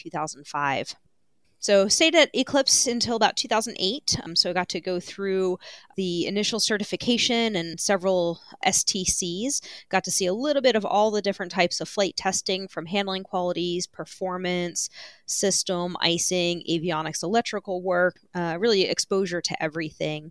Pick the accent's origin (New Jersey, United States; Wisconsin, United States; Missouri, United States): New Jersey, United States; just outside of Philadelphia; moved away as an adult; also born or lived in Daytona Beach, Florida; I grew up in New Jersey, just outside of Philadelphia